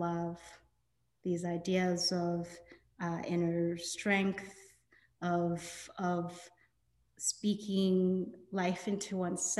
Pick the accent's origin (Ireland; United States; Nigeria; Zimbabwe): Nigeria; I'm Nigerian